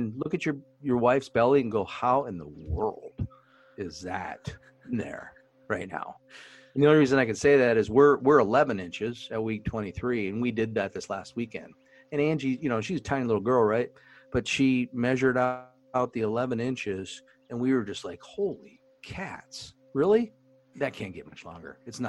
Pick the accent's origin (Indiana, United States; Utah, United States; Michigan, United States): Indiana, United States; Indianapolis; we're from Indianapolis